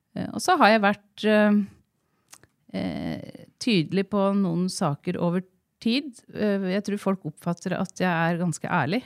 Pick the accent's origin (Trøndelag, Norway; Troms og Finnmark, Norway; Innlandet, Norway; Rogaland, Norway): Innlandet, Norway; Jevnaker; moved away as an adult; also born or lived in Oslo; now in Gjøvik, Norway; Jeg er fra Jevnaker. Ja. Eh, jeg er eldst av tre søstre. Ja. Eh, vi er født og oppvokst eh, litt sånn der ingen skulle tro at noen kunne bo ja. på Jevnaker.